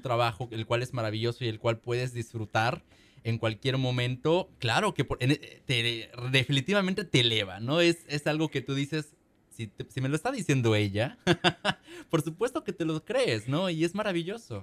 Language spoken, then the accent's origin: Spanish; Mexico; now in Seattle, United States; nuestras casas en México